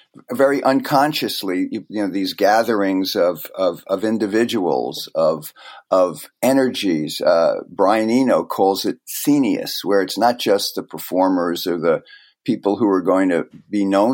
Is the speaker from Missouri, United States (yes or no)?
no; New Jersey, United States; because we're both from the Great Garden State.